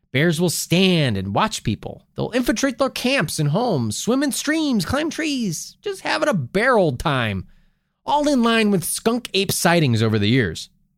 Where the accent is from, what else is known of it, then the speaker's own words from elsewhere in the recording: United Kingdom; Well, I'm British.